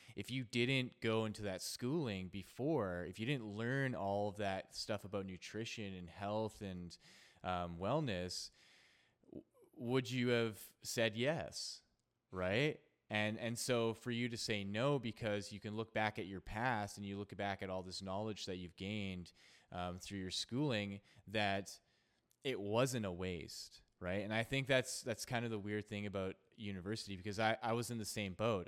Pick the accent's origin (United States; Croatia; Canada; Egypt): Canada; also born or lived in Edmonton, Alberta; I'm from Canada. I'm in Edmonton, Alberta